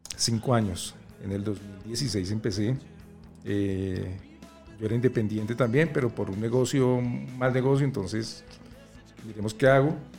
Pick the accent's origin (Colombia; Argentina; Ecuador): Colombia; Somos colombianos